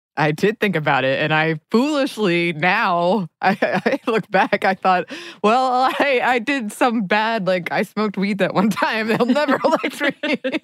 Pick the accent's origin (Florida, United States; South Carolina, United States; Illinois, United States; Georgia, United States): Georgia, United States; Dahlonega; I grew up in Dahlonega, and Dahlonega is a college town